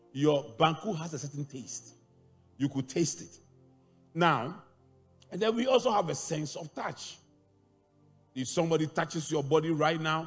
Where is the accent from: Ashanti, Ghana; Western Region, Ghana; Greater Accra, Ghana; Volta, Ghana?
Ashanti, Ghana; Kumasi; moved away; when I was growing up in Kumasi, when I was a little child